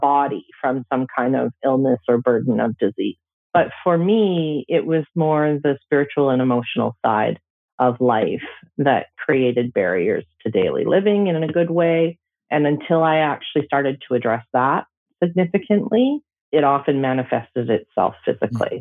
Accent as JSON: {"language": "English", "town": "Stony Plain", "region": "Alberta", "country": "Canada", "tie": "born or raised there", "moved": "yes", "lives_now": "Kamloops, Canada", "said": "I actually grew up in northern Alberta in a farm outside of a community named Stony Plain, west of Edmonton"}